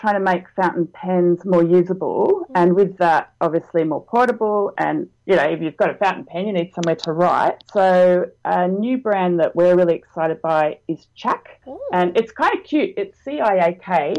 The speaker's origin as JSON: {"language": "English", "country": "Australia", "said": "And, you know, we're local, we're Australian, we've prided ourselves on being fast."}